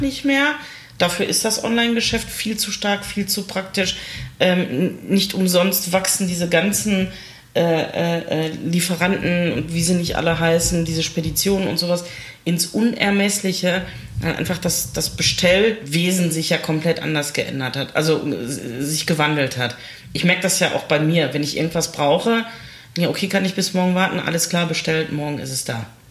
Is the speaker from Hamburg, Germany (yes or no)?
no; Essen, North Rhine-Westphalia, Germany; hier bei uns in Stele haben wir ja auch einen Einzelhandelsverband und viele kleine Läden und sowas